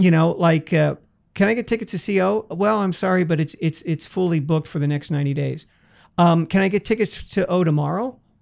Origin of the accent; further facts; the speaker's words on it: San Francisco, California, United States; my hometown